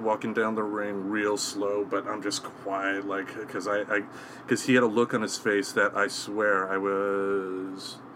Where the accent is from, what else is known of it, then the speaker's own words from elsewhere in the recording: Michigan, United States; my home state of Michigan